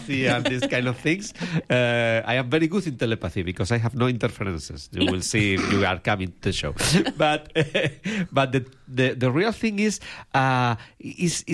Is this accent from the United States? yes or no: no; Spain; English is a second language; I come from Spain. Probably people is noticing by my accent. My English is not so good